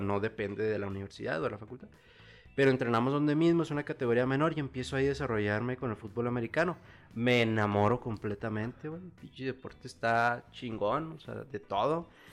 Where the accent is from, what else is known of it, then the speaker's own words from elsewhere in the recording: Chihuahua, Mexico; also born or lived in State of Mexico / Nayarit; llegamos aquí a la ciudad de Chihuahua, yo empezando lo que viene siendo la primaria, a los seis años. Entonces, prácticamente aquí en Chihuahua yo tengo desde los seis años, pues, toda mi vida. Realmente, pues ya crecido aquí